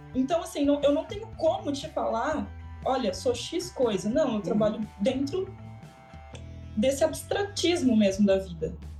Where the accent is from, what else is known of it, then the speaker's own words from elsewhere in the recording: Brazil; also born or lived in Toronto; Como brasileira